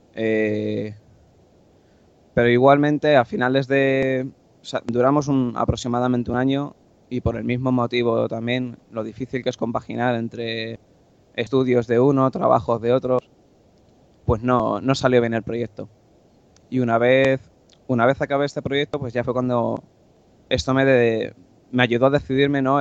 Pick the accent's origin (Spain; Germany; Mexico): Spain; Getafe, Community of Madrid; soy un chico de, Madrid, Getafe concretamente